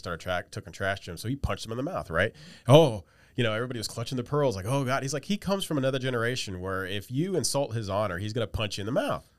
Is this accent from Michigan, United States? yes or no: no; West Virginia, United States; I'm from West Virginia